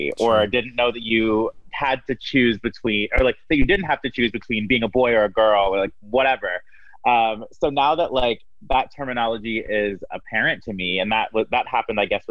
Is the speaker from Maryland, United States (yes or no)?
yes; Maryland, United States; moved away as an adult; also born or lived in Miami; now in Chicago, United States; I grew up in Maryland